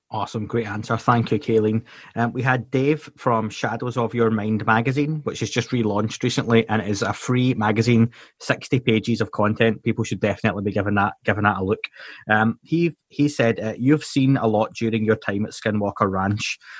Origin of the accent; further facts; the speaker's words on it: Scotland, United Kingdom; I'm Scottish